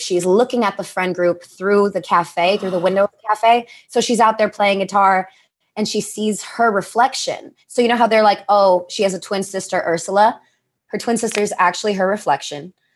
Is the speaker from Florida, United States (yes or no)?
no; New York, United States; moved away as an adult; now in Los Angeles, United States; I grew up in New York, too